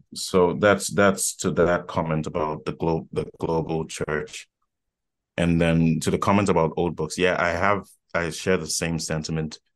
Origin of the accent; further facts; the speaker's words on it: Accra, Greater Accra, Ghana; was born and raised in Accra, Ghana.